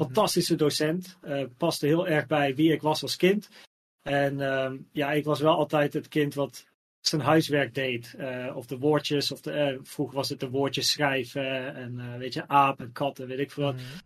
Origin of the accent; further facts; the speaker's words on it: Naarden, North Holland, Netherlands; also born or lived in Blaricum; ik ben geboren in Blarikum, maar we woonden in Naarden.